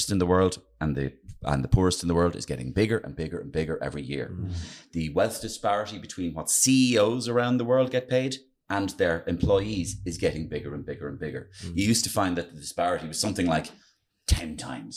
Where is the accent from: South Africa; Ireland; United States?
Ireland; Dublin, Leinster; I'm from Dublin, I'm from poor middle class